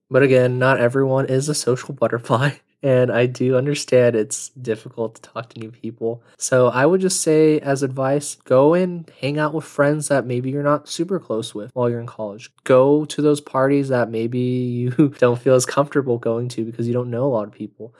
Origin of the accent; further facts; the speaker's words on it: United States; growing up in America in a suburbial life